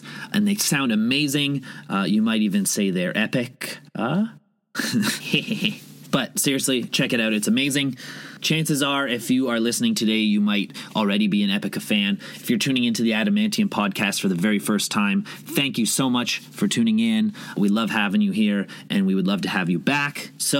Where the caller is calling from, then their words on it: Toronto, Ontario, Canada; I'm calling from Toronto